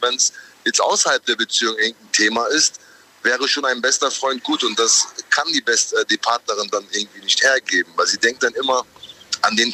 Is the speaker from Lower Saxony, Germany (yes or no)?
no; Düsseldorf, North Rhine-Westphalia, Germany; Nee, ich bin eigentlich Düsseldorfer